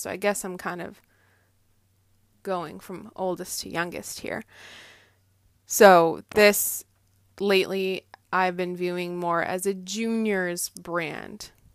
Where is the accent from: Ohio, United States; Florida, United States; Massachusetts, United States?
Massachusetts, United States; Andover; I grew up in Andover, Massachusetts